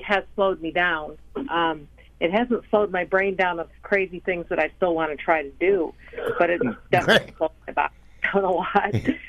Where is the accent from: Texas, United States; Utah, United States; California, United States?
Texas, United States; Justin; I'm from Justin, Texas